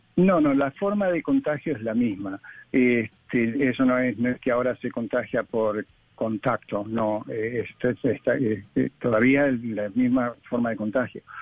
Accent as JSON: {"language": "Spanish", "country": "Argentina", "moved": "yes", "said": "yo soy argentino"}